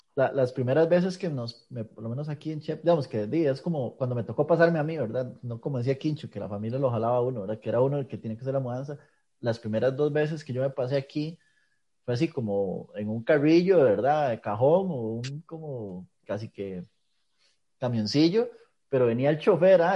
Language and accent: Spanish; Pérez Zeledón, San José, Costa Rica; moved away; also born or lived in Moravia; yo soy de Pérez, inclusive yo no nací ahí